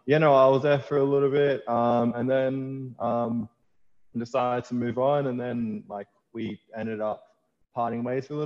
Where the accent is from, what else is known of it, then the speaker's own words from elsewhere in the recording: Panania, New South Wales, Australia; I grew up in Panania, in that's in Bankstown. So Bankstown boy for life, born